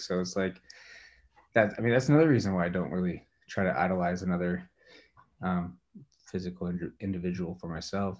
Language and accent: English; Walla Walla, Washington, United States; moved away as an adult; also born or lived in Spokane, Washington / Colorado; now in Richland, United States; back to my hometown Walla Walla